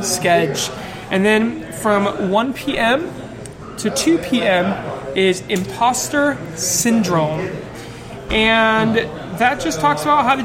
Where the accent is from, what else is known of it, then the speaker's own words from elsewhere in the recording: Massachusetts, United States; accent: Massachusetts; That's my Massachusetts accent